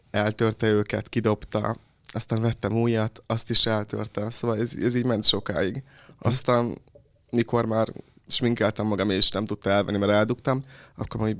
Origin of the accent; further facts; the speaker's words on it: Jász-Nagykun-Szolnok, Hungary; Vidéken. Milyen? Vidéken? Szolnok